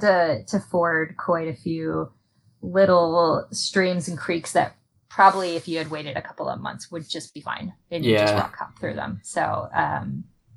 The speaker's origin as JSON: {"language": "English", "region": "Connecticut", "country": "United States", "tie": "born or raised there", "said": "I grew up in Connecticut, and I grew up with my parents' property was right up against the Patchogue State Forest, which is in eastern Connecticut"}